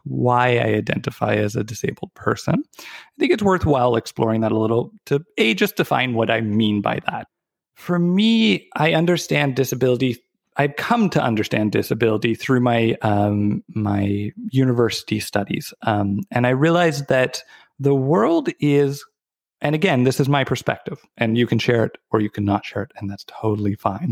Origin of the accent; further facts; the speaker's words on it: Victoria, British Columbia, Canada; also born or lived in Vancouver; So I was born and raised in Victoria